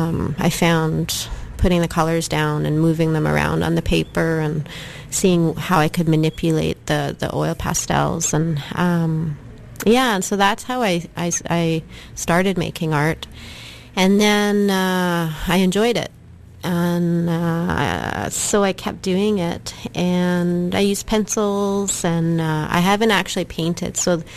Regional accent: Saskatchewan, Canada; I'm from the Kiskus Nation in Saskatchewan.

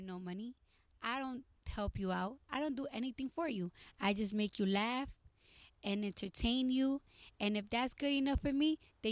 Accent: New York City, New York, United States; growing up in New York, living in apartments

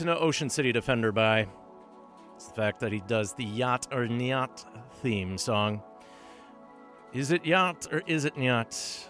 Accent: Thunder Bay, Ontario, Canada; From my hometown of Thunder Bay. Thunder Bay, if you're in a hurry. Don't you know? And honestly, I don't sound like anyone there.

